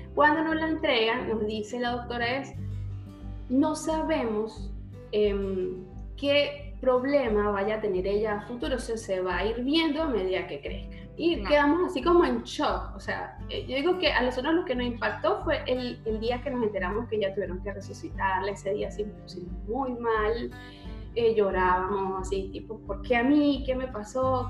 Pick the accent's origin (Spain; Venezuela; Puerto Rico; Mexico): Venezuela; moved away as an adult; now in Argentina; en Venezuela, en mi país